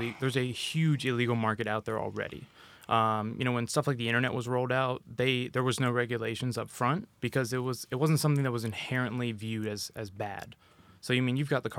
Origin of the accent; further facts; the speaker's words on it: Jacksonville, Florida, United States; moved away as an adult; I'm born and raised in Florida, Jacksonville, Northeast